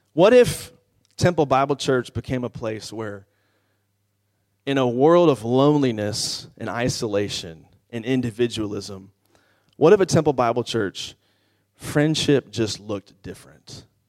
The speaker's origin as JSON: {"language": "English", "town": "Washington", "region": "District of Columbia", "country": "United States", "said": "I'm from the Washington, D C area"}